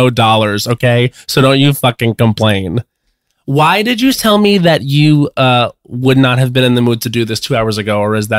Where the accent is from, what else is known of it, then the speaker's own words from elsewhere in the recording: Long Island, New York, United States; moved away; I am in my hometown of Long Island, New York